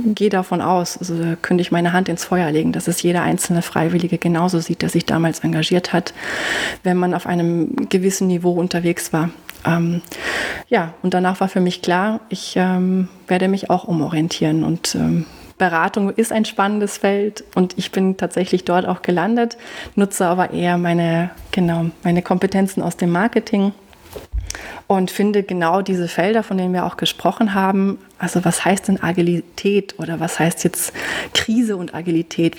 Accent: Germany; now in Austria; wie man hört, ich bin ja auch nicht aus Österreich, ich komme aus Deutschland

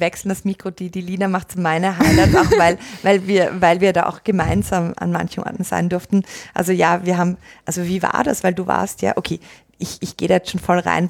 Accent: Austria; also born or lived in Australia; gebürtige Australierin, aufgewachsen in Österreich. Das ist, wo ich herkomme

